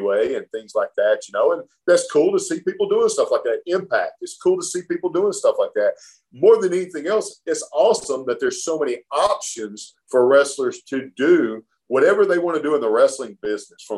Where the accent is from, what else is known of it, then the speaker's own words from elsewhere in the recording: Alabama, United States; when I was a kid growing up in Alabama